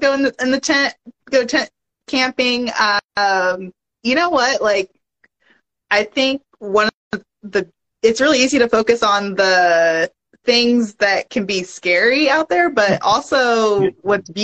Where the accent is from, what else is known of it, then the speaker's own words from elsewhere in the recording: Long Beach, California, United States; moved away; also born or lived in Bay Area, California; I had grown up in Long Beach, California